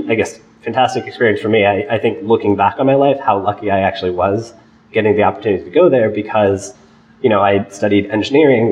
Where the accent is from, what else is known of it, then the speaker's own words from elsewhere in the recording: San Diego, California, United States; moved away as an adult; now in Boston, United States; I grew up just outside of Boston in San Diego